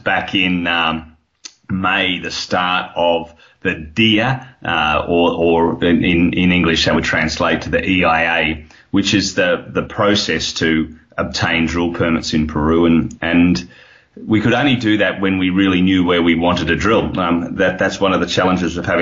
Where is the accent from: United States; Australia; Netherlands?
Australia; accent: Australian; You can hear my accent. It's Australian